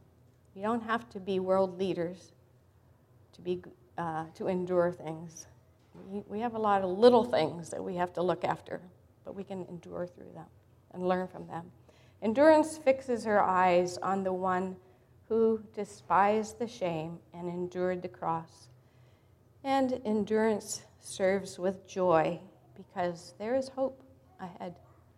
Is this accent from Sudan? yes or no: yes; Sudan; born there; also born or lived in Africa; I grew up as a missionary kid in Africa. I was born in Sudan back in the 1950s.